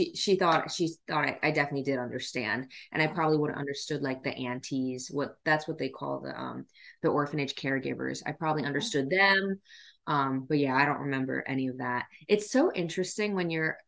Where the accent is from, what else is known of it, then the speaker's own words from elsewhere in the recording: Lancaster County, Pennsylvania, United States; also born or lived in Yangzhou, China; I grew up in the Lancaster County, Pennsylvania area.